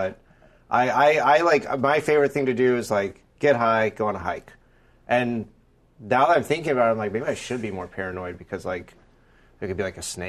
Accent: Florida, United States; I'm from Florida

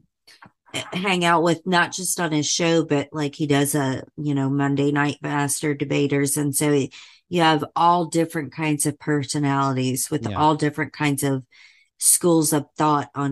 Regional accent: Indiana, United States; I grew up in Indiana. So I grew up not too far from Chicago.

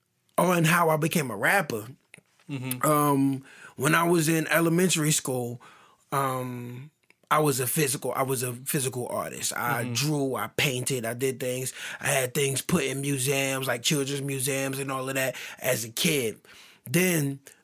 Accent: Durham, North Carolina, United States; also born or lived in New York City; I'm from Durham, North Carolina, way of New York City, but I'm from Durham.

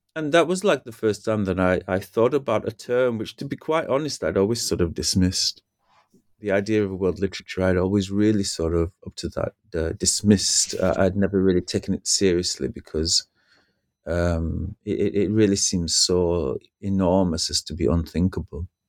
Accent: United Kingdom; as a British person

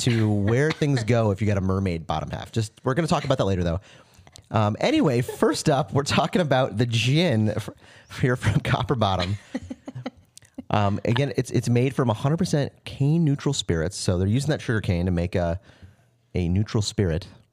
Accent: Florida, United States; moved away; my hometown

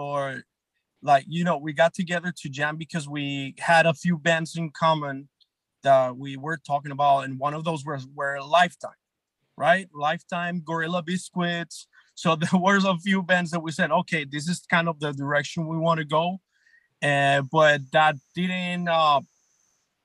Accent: Medellín, Antioquia, Colombia; moved away as an adult; also born or lived in New York; now in San Diego, United States; I grew up in Colombia, went to college in Colombia

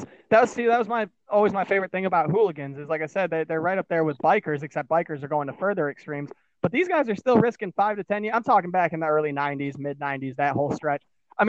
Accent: Michigan, United States; I'm from Michigan.

